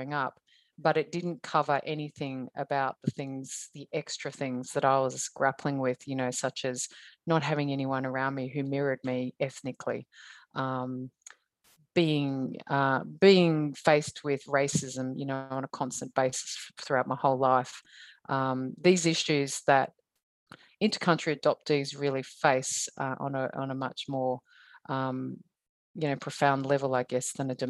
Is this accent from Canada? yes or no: no; rural Victoria, Australia; born or raised there; also born or lived in Vietnam